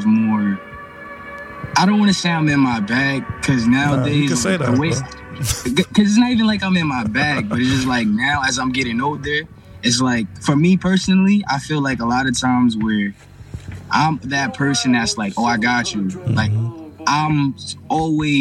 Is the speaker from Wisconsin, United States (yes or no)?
no; New York, United States; I'm from New York